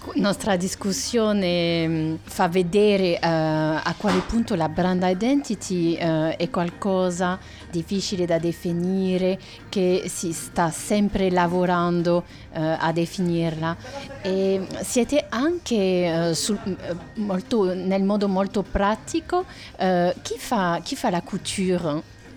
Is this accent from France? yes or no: yes; France; Italian is a second language; sono francese